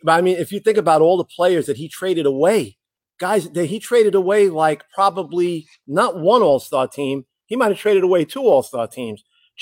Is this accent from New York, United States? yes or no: yes; New York, United States; I'm a New Yorker